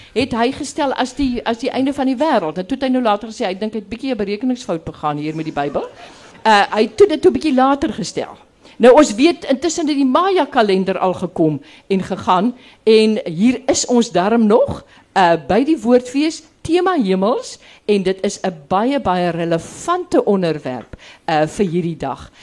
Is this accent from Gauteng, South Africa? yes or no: no; Graaff-Reinet, Eastern Cape, South Africa; ek kom van die Karoo, ek kom agter, ek kom van Graafrenet